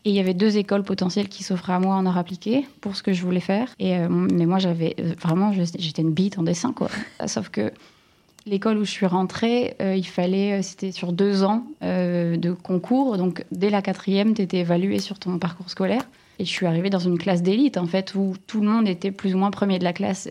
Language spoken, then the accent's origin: French; Lille, Hauts-de-France, France; accent: ch'ti; moved away as an adult; Alors en Ch'tiland, je suis née à Lille et j'ai vraiment grandi à 15 minutes de Lille jusqu'à mes 30 ans